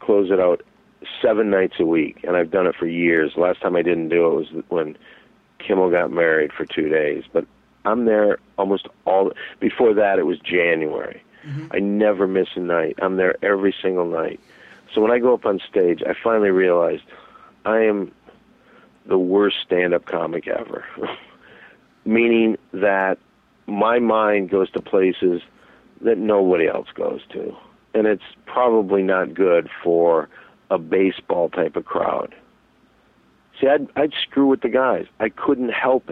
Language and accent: English; Saginaw Township, Michigan, United States; moved away; I'm from Saginaw Township, Michigan